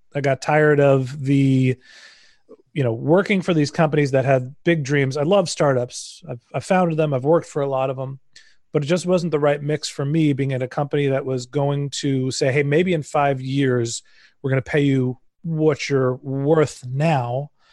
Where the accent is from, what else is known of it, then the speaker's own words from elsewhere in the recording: Silicon Valley, California, United States; I grew up in Silicon Valley